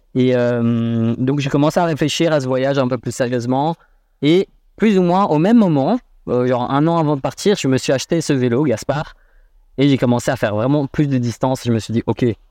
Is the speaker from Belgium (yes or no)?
yes; Brussels, Brussels-Capital Region, Belgium; je suis né à Bruxelles. J'ai grandi à Bruxelles.